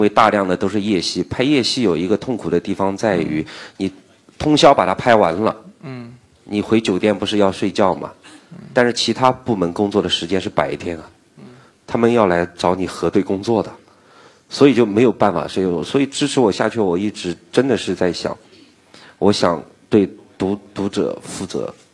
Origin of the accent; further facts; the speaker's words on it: a small town in Nantong, Jiangsu, China; 我的老家是江苏南通，嗯。一个，一个小镇，我们那儿从来没见过榴莲